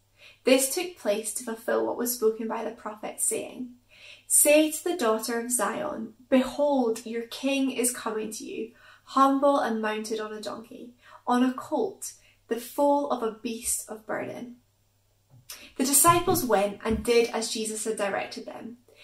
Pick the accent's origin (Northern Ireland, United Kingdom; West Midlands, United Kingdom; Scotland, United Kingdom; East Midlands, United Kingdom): Scotland, United Kingdom; Stirling; I am originally from Stirling, although you might not guess it from my accent, and I kind of hope that you can.